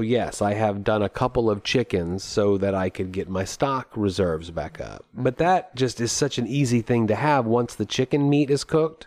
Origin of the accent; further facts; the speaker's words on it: United States; as an American